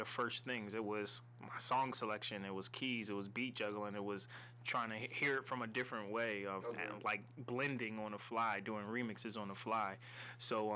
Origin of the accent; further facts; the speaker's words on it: New Jersey, United States; I'm from Jersey